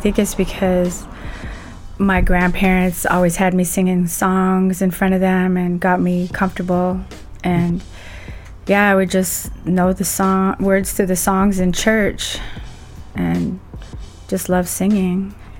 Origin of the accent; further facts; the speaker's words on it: Seattle, Washington, United States; I grew up in Rainier Beach and Lake Ridge Skyway area.